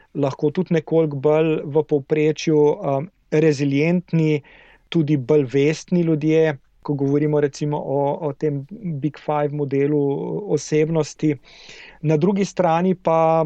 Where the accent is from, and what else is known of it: Slovenia